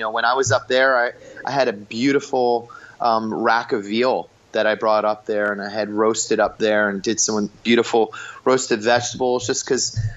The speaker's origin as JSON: {"language": "English", "town": "Philadelphia", "region": "Pennsylvania", "country": "United States", "tie": "born or raised there", "moved": "yes", "lives_now": "Southern California, United States", "said": "growing up in Philly"}